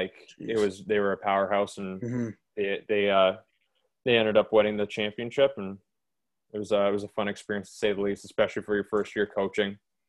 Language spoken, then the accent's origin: English; Toronto, Ontario, Canada; So, I grew up in the Toronto area. This is where I am right now, just waiting to head back down to the States. I played hockey growing up around Toronto, and then, played junior hockey kind of in BC for a year.